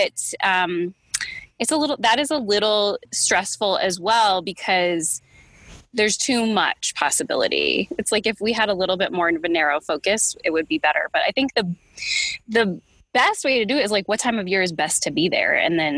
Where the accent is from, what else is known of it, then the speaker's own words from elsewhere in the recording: Northeast, United States; also born or lived in Connecticut / New York; I'm from Connecticut and New York